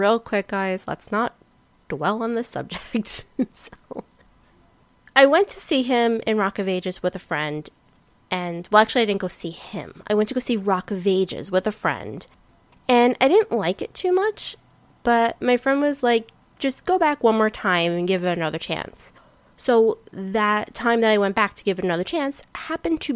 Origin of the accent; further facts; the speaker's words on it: New York City, New York, United States; I'm born and raised in New York City